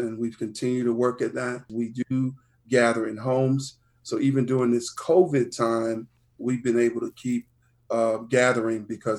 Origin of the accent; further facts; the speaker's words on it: Richmond, Virginia, United States; But I grew up in the East End of Richmond, which is the beautiful part of my story.